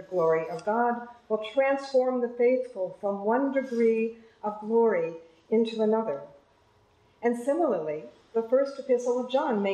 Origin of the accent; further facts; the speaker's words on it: United States; accent: American; my American accent